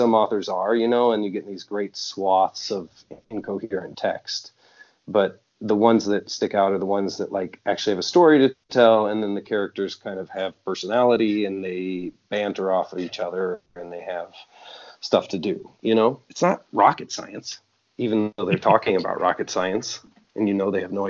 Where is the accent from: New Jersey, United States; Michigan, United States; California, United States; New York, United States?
Michigan, United States; growing up in Michigan, we had like Deja Vu was the strip club.